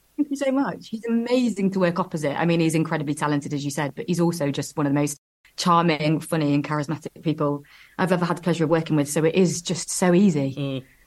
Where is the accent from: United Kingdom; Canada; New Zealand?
United Kingdom; Nottingham, East Midlands; moved away as an adult; now in London, United Kingdom; I'm from Nottingham and I moved to London in 2012